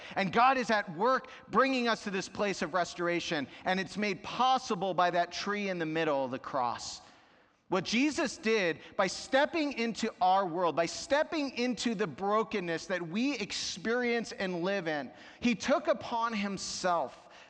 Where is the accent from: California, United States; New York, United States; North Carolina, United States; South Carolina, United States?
New York, United States; born there; I was born in New York, and though I didn't live there my whole life, there's something about traffic and driving that brings out my inner New Yorker.